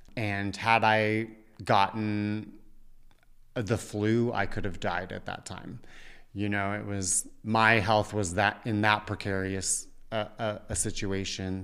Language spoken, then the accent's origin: English; Parker, Colorado, United States; moved away; also born or lived in New York; growing up in Parker, Colorado